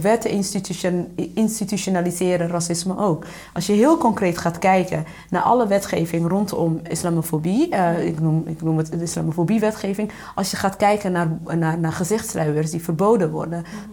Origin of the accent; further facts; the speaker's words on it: Winschoten, Groningen, Netherlands; ik ben opgegroeid in Oost-Groningen, uh, Winschoten